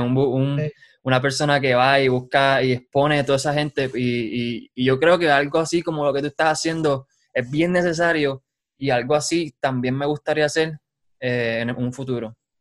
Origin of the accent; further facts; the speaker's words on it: Utuado, Puerto Rico; moved away as an adult; now in Lawrence, Kansas, United States; Yo soy de Utuado. Soy de Utuado y con orgullo digo que soy de ahí, de San José